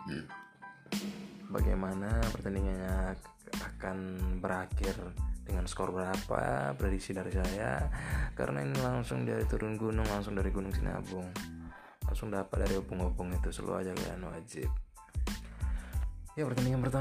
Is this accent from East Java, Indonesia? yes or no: no; Medan, North Sumatra, Indonesia; Asal saya dari Medan.